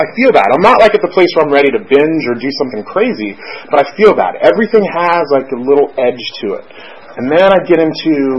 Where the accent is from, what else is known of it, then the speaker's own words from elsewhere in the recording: South Florida, United States; I grew up in South Florida